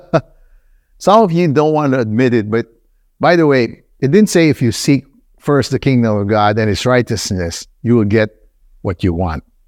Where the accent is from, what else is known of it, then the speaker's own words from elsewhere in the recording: Nigeria; moved away; also born or lived in Philippines / United States; I grew up in Nigeria.